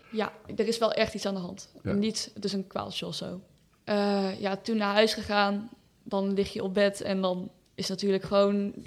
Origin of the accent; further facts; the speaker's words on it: Breda, North Brabant, Netherlands; Ik ben 16 jaar. Ik kom uit Breda.